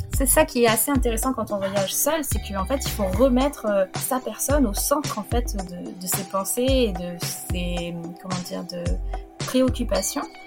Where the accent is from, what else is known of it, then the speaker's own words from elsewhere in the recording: France; moi en tant que petite française